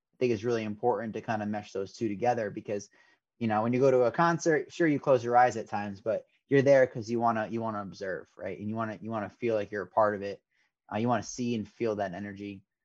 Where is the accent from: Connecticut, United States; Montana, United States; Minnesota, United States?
Connecticut, United States; Fairfield County; growing up in Connecticut